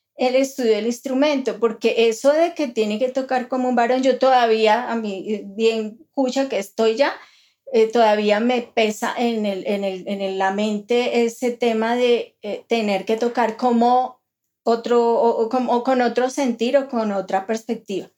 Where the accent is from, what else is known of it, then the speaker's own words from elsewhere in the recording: Colombia; nosotros como latinoamericanos, como colombianos